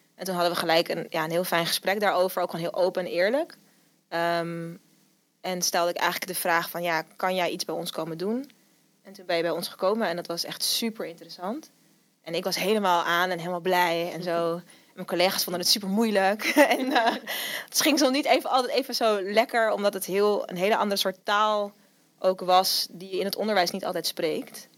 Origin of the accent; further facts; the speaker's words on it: Amsterdam, North Holland, Netherlands; ik kom uit Amsterdam.